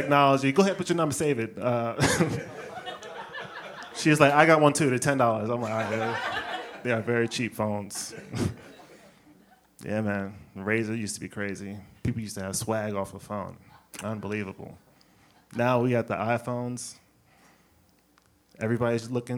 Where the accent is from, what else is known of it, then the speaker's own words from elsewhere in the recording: the South, United States; moved away as an adult; now in New York, United States; I'm from the South